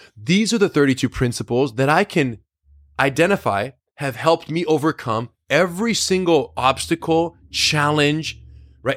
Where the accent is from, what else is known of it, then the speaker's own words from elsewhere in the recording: United States; being American-born